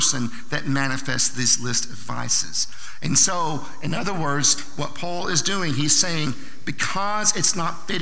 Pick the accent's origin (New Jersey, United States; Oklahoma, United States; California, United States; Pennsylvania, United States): Oklahoma, United States; Southern; I'm from Southern Oklahoma